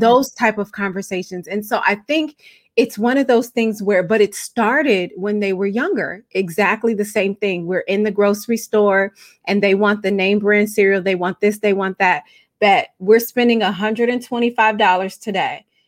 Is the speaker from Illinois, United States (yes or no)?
yes; Chicago, Illinois, United States; I'm from Chicago. We say gym shoes